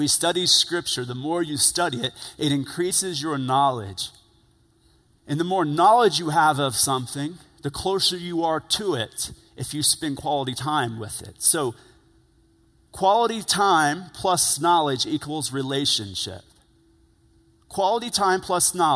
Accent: United States; They automatically assume I'm a Christian because I'm from America.

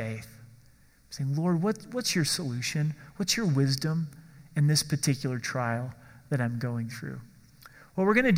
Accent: Oregon, United States; I grew up in Oregon

